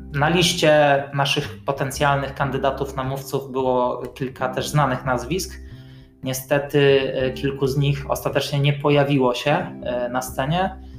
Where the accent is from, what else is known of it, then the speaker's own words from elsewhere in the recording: Bydgoszcz, Kuyavian-Pomeranian Voivodeship, Poland; ja jako bydgoszczanin